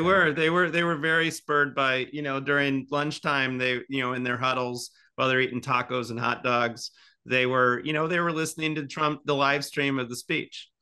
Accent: Indiana, United States; accent: Midwest; moved away as an adult; now in Seattle, United States; I'm from the Midwest

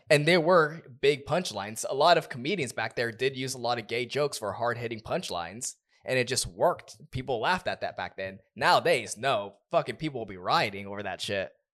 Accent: Southern California, United States; we're from Southern California

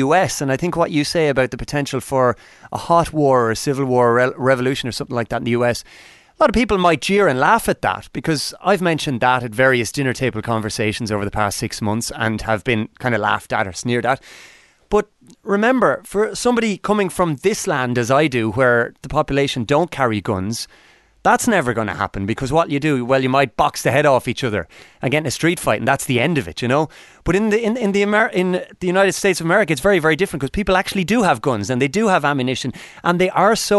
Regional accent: Ireland; 25 years of my life being staunchly Irish, attached to the flag

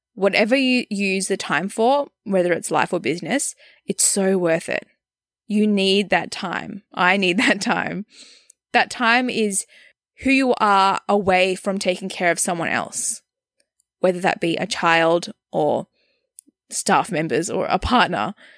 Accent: Australia; moved away as an adult; also born or lived in Melbourne, Australia; now in Canada; I am an Australian born, but living in Canada with my partner and our baby girl

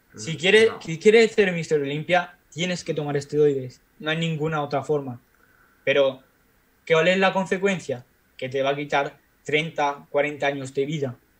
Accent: Spain; moved away; mi pueblo de España donde yo vivo, bueno, donde yo vivía

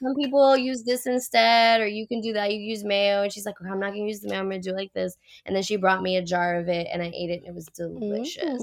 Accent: Puerto Rico; also born or lived in Miami; now in California, United States; I grew up in Puerto Rico, islands surrounded by water

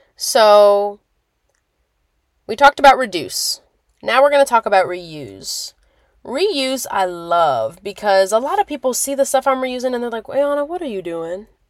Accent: Lincoln, Nebraska, United States; moved away; where I'm originally from in Nebraska

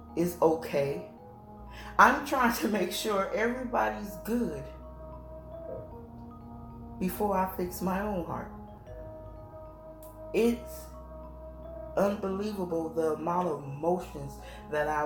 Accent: Chicago, Illinois, United States; I'm from Illinois, Chi-town, suburbs, all them, they don't cry, thugs don't cry, that's what I was raised on

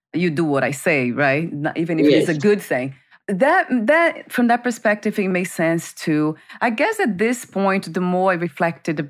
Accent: Brazil; moved away; I grew up in Brazil

